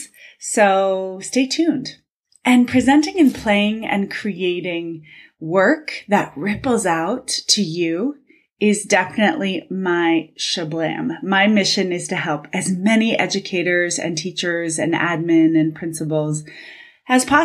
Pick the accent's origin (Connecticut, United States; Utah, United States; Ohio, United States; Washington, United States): Ohio, United States; Cincinnati; growing up in Cincinnati, where the headquarters of Procter & Gamble is